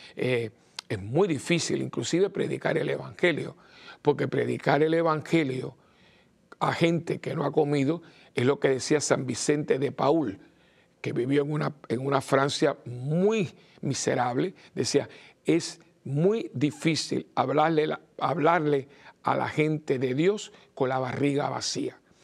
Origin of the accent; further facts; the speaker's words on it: Cuba; now in Puerto Rico; yo nací en Cuba y, estoy al tanto también, aunque estoy en Puerto Rico